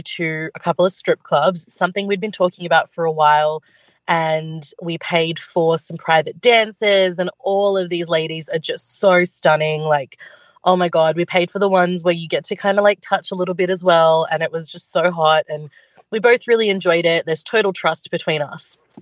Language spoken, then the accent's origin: English; Sydney, New South Wales, Australia; We're from Sydney.